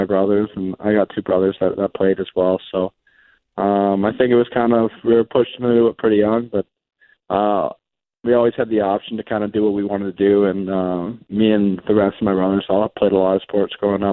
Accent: Vancouver, British Columbia, Canada; also born or lived in Cleveland, United States; I grew up in Canada, so I think as I think of it, I'm more Canadian

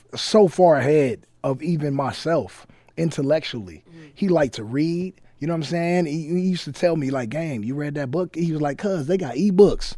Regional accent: Compton, California, United States; I'm from Compton

